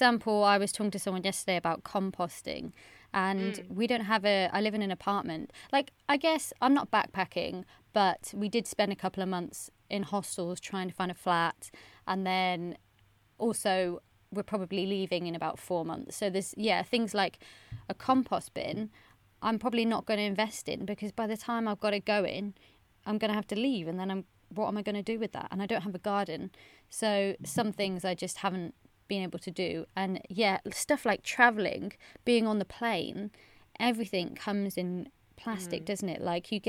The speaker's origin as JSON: {"language": "English", "town": "Bristol", "region": "South West England", "country": "United Kingdom", "moved": "as an adult", "lives_now": "Wellington, New Zealand", "said": "But since moving here, I think I'm really lucky that I came from Bristol to Wellington, two super eco-friendly cities, so it's not been bad."}